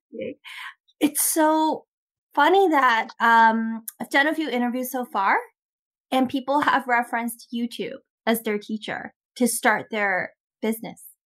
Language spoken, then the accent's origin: English; Canada; also born or lived in Toronto; I'm Canadian too.